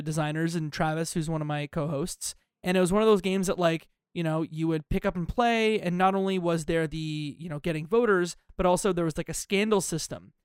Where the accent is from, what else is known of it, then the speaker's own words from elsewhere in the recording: Canada; I'm Canadian